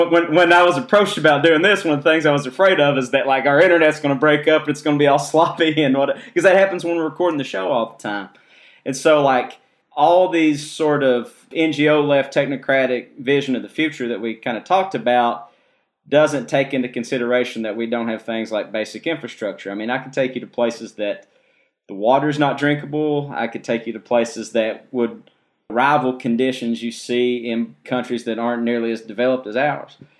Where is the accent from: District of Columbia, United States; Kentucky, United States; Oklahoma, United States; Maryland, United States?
Kentucky, United States; growing up in Kentucky